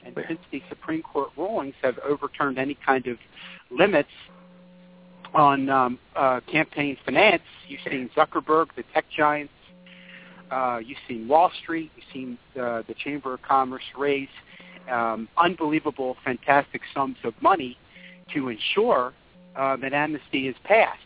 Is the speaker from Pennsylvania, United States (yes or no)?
yes; Philadelphia suburbs, Pennsylvania, United States; in high school 20 years ago, I'm from the Philadelphia suburbs